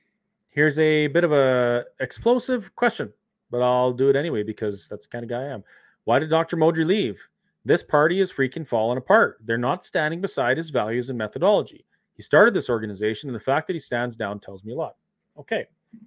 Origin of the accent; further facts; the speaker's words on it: Canada; I ended up in jail because I'm a Canadian citizen and it's my charter right to protest.